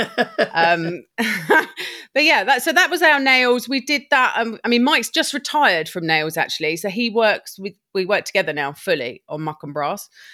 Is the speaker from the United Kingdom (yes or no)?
yes; Lewes, South East England, United Kingdom; moved away as an adult; also born or lived in Brighton / Shropshire; I'm from Lewis